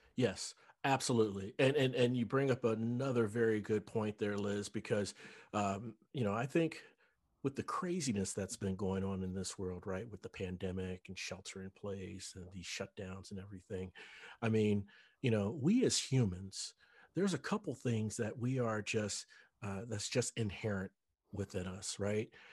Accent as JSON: {"language": "English", "town": "Cincinnati", "region": "Ohio", "country": "United States", "also_born_or_lived": "North Dallas", "moved": "as an adult", "lives_now": "Dallas, United States", "said": "I'm originally from Cincinnati"}